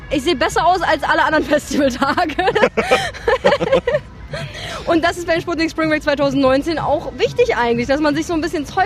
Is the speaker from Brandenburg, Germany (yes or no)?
yes; Cottbus, Brandenburg, Germany; Ich komme aus Cottbus.